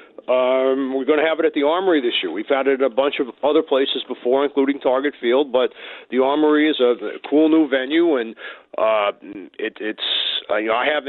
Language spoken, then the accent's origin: English; Long Island, New York, United States; moved away as an adult; now in Minnesota, United States; I'm from Long Island originally